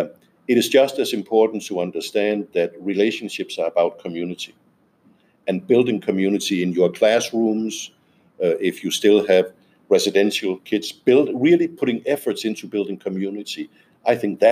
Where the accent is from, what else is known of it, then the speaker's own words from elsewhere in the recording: Denmark; I'm from Denmark.